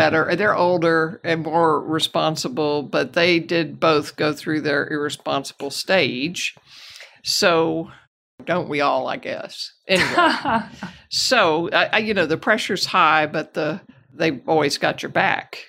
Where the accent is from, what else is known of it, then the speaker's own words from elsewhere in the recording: Houston, Texas, United States; I'm a native Houstonian. I grew up in River Oaks and Montrose area.